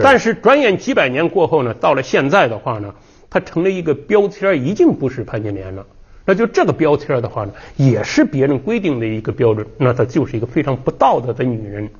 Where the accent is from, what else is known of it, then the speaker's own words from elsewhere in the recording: Henan, China; 广美祖上的话呢，也是我们河南人